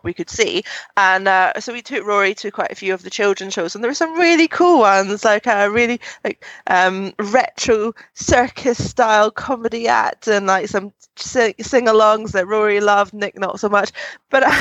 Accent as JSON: {"language": "English", "region": "Scotland", "country": "United Kingdom", "said": "I'm proud of my home country."}